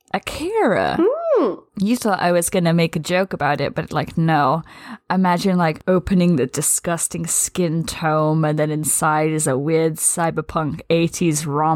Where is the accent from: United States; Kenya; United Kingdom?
United Kingdom; I'm British